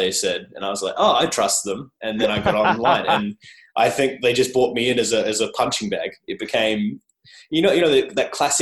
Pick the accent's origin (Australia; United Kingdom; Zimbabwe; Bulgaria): Australia; accent: Australian; my awful Australian accent